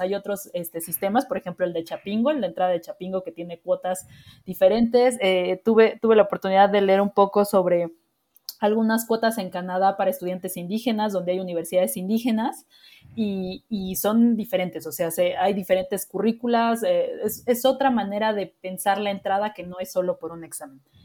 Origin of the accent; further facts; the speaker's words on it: Mexico; nosotros como mexicanos